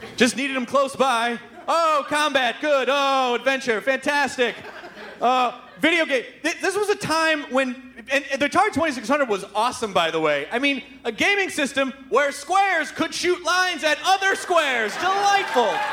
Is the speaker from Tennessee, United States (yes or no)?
yes; Memphis, Tennessee, United States; now in Los Angeles, United States; I grew up in Memphis.